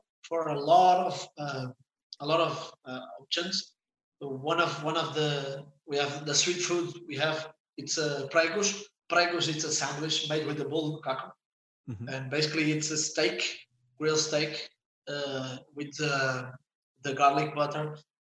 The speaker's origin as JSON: {"language": "English", "area": "Santo António", "region": "Madeira", "country": "Portugal", "tie": "born or raised there", "second_language": "English", "moved": "yes", "said": "I'm from Sant Antonio. From Sant Antonio. It's the same village of Cristiano"}